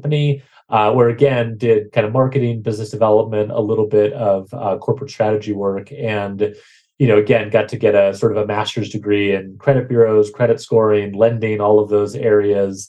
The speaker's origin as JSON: {"language": "English", "town": "Bozeman", "region": "Montana", "country": "United States", "tie": "born or raised there", "said": "I was growing up in Bozeman, Montana"}